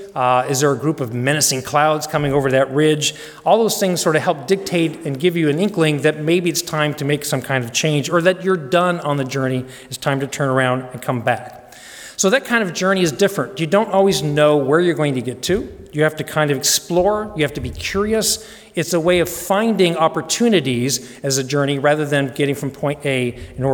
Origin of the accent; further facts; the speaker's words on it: Denver, Colorado, United States; I grew up in Denver.